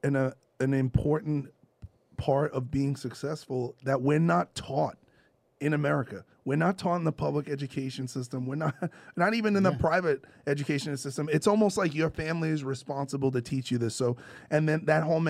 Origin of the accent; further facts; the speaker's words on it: New York City, New York, United States; moved away as an adult; now in Los Angeles, United States; I'm from New York City. I've lived in LA for 14 years.